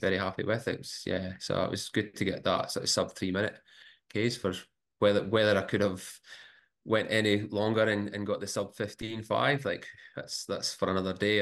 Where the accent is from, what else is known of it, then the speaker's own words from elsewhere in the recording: Scotland, United Kingdom; now in Brisbane, Australia; growing up in Scotland.